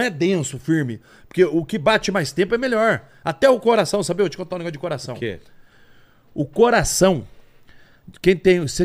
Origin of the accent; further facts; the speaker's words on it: Campinas, São Paulo, Brazil; born there; moved away as an adult; also born or lived in Porto Seguro; nasci em Campinas, interior de São Paulo.